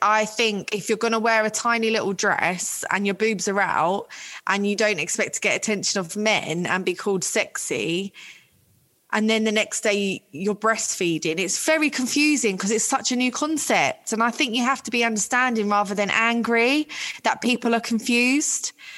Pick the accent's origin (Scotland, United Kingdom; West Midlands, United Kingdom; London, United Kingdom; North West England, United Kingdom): London, United Kingdom; I'm from Ealing in West London.